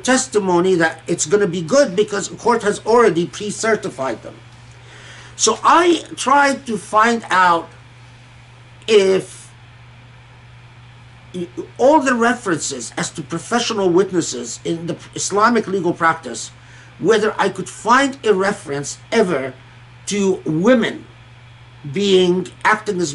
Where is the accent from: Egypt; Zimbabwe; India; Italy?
Egypt; moved away; also born or lived in Kuwait; I grew up in Egypt and Kuwait